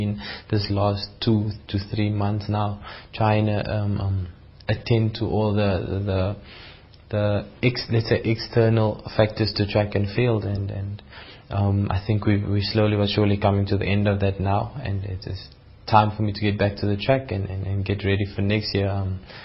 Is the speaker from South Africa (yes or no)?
yes; South Africa; South African athletes